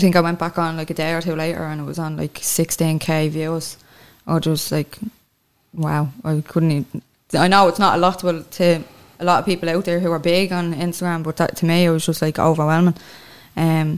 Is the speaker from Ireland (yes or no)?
yes; Clondalkin, Leinster, Ireland; moved away as an adult; also born or lived in Dublin city centre; now in Dublin, Ireland; I'm originally from Clondalkin, but I'm living in town now